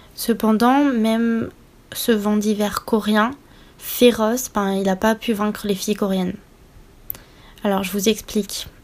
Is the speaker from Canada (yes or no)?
no; France; j'ai grandi en France et je suis française